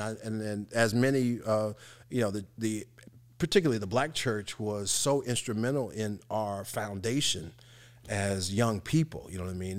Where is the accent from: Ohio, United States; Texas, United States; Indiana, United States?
Indiana, United States; Evansville; I grew up in one of those housing communities, which was the Fulton Square, Cedar Hall